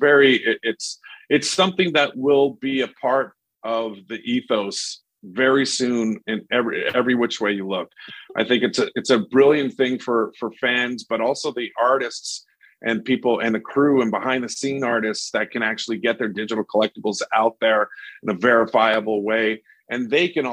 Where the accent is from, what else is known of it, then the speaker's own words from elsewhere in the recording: Winnipeg, Manitoba, Canada; my hometown of Winnipeg